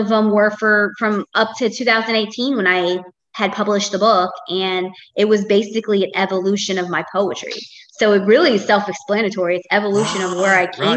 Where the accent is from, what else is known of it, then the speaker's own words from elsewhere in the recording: Tampa, Florida, United States; I've been born and raised, I'm still here in Tampa, Florida